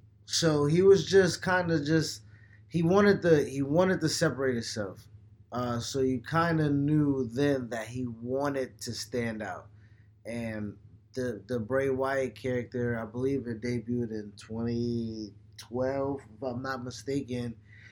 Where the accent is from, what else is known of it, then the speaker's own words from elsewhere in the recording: Buffalo, New York, United States; I've never, even though, you know, John is from Rochester, I'm from Buffalo.